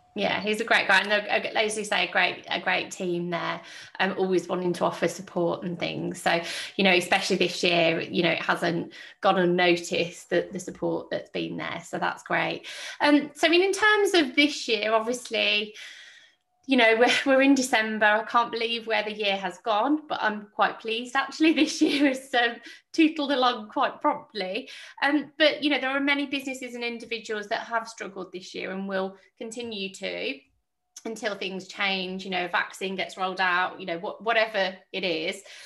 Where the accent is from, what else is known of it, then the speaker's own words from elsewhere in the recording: Birmingham, West Midlands, United Kingdom; now in Welland Valley, United Kingdom; I'm I'm a Brummie lass